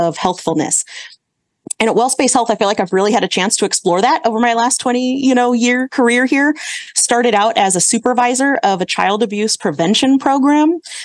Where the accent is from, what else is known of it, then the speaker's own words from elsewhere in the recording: Santa Clara, California, United States; moved away as an adult; now in Sacramento, United States; I grew up in the Bay Area. So I grew up in the Santa Clara area